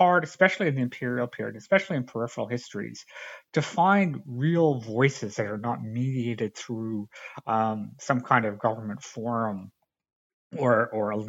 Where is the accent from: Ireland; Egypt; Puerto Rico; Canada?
Canada; I grew up in Canada